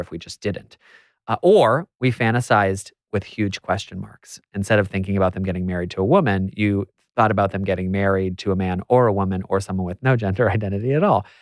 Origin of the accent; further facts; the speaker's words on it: United States; I'm American